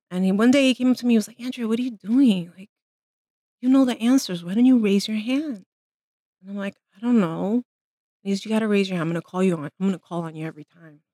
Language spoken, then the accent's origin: English; New York City, New York, United States; I was born and raised in the Bronx